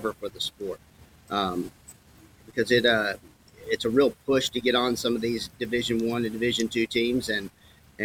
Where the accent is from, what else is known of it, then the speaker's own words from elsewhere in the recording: Auburn, Alabama, United States; moved away as an adult; also born or lived in Oklahoma; did a lot of growing up in Auburn. This is moving home for me